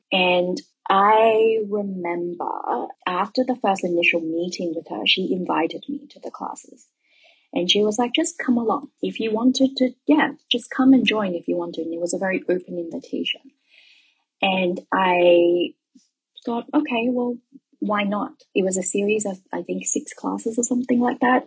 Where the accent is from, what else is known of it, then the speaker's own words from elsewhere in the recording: Melbourne, Victoria, Australia; moved away as an adult; also born or lived in Guangzhou, China; now in Shanghai, China; I am from Melbourne, Australia